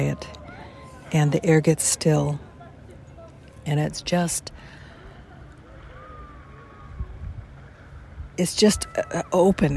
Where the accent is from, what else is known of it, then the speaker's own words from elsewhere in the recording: Los Angeles, California, United States; moved away as an adult; I grew up in Los Angeles